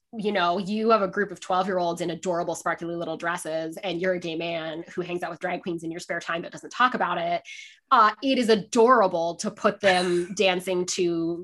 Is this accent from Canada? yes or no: yes; Canada; also born or lived in England / Scotland; So I am Canadian. But we did so many postings that like I lived in almost all of the provinces. And then we also did postings in England and Scotland when I was a child, which I loved.